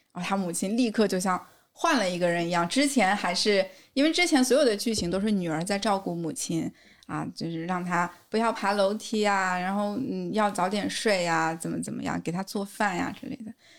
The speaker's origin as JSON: {"language": "Chinese", "country": "China", "said": "我们中国人"}